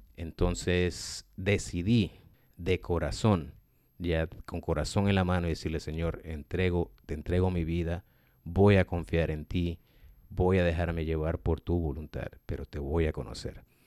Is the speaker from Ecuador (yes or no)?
yes; Ecuador; moved away; also born or lived in United States; yo he vivido aquí en Estados Unidos más de 20 años. Dios me ha llevado de retorno al país donde yo nací